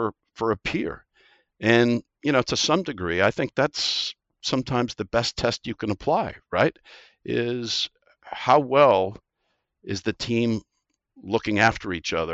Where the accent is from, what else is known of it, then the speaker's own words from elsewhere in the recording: Midwest, United States; moved away as an adult; also born or lived in East Coast, United States / Singapore; now in Australia; Growing up in the Midwest